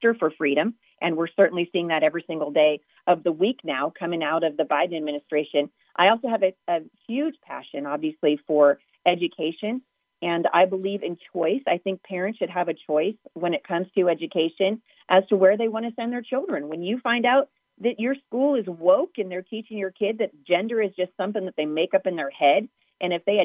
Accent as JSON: {"language": "English", "region": "Southwest Washington", "country": "United States", "said": "I am from Southwest Washington. My roots go deep here"}